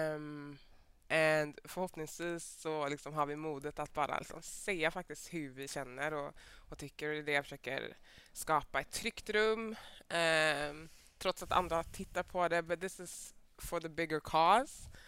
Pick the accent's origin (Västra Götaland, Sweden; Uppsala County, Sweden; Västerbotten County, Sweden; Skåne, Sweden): Västra Götaland, Sweden; Mölndal; jag är född och uppvuxen i Mölndal